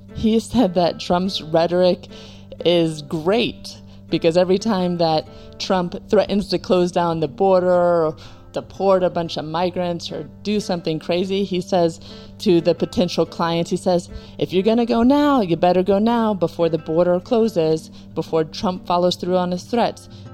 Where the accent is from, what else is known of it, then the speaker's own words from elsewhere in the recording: United States; as an American